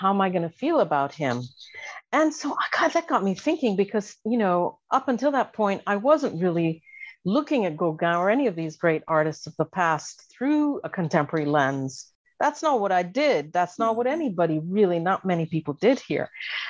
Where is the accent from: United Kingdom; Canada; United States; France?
France; Paris, Île-de-France; just by virtue of living and growing up in Paris, I became very enthralled by art